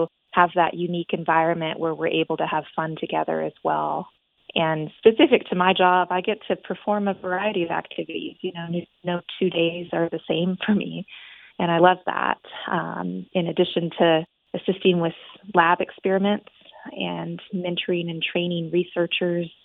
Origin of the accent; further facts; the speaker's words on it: Houston, Texas, United States; moved away as an adult; now in Mobile, United States; I'm originally from Houston, Texas